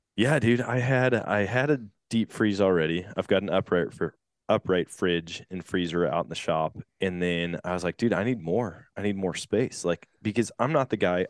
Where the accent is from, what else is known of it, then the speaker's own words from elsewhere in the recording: Eau Claire, Wisconsin, United States; moved away; my hometown of Eau Claire